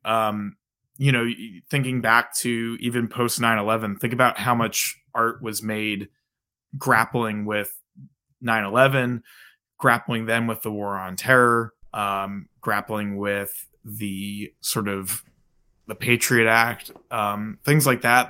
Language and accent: English; New Jersey, United States; moved away; I'm originally from New Jersey